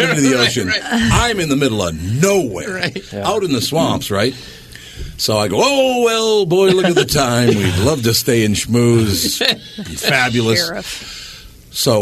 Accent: Minnesota, United States; moved away; I'm from Minnesota

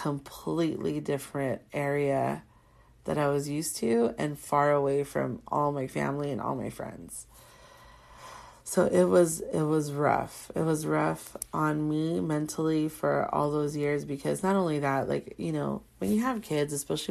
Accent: Carson, California, United States; also born or lived in Corona, California; we're from a part in Southern California called the Harbor area. And my husband's from Wilmington and I'm from Carson.

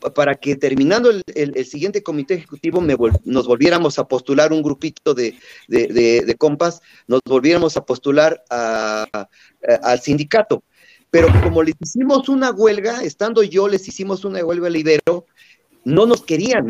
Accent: Chapantongo, Hidalgo, Mexico; moved away; mi pueblito natal de Chapatongo

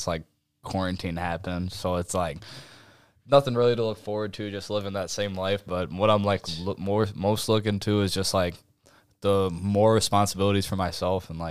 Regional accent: Iowa, United States; I'm from Buffalk, Iowa

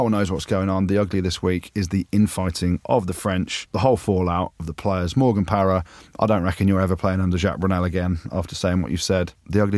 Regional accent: England, United Kingdom; as I'm English, as I'm an arrogant Englishman, according to Jim.

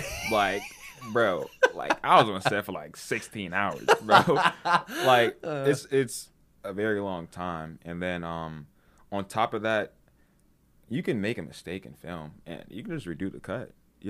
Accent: Washington, District of Columbia, United States; Well, I mean, like, well, I'm from naturally from DC.

